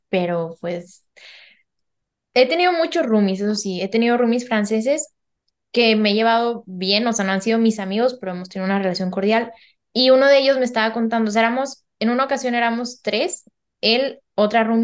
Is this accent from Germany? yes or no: yes; Germany; Spanish is a second language; Ya, pero yo soy alemana.